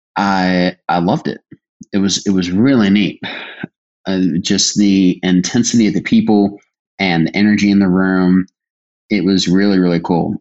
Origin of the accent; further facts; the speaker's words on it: Virginia, United States; I'm from Virginia